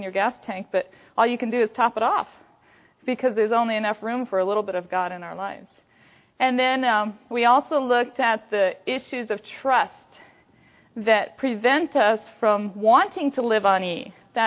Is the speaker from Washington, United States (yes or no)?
yes; Washington, United States; I come from Washington State, so I come from that northeast corner of here.